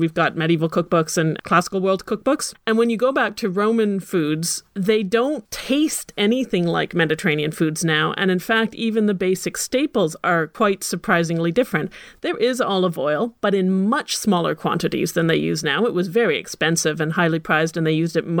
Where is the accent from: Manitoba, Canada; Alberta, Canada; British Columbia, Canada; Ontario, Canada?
Ontario, Canada; Ottawa; I grew up at the same time in Ottawa